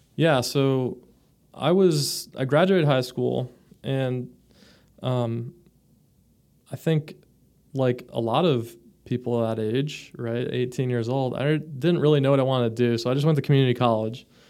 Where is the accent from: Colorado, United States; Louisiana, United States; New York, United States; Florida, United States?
Florida, United States; also born or lived in Michigan; I grew up in Florida. I was born in Michigan